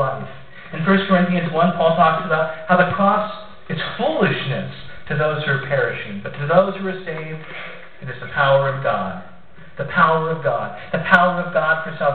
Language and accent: English; Columbus, Ohio, United States; moved away; I'm from Ohio originally, Columbus to be specific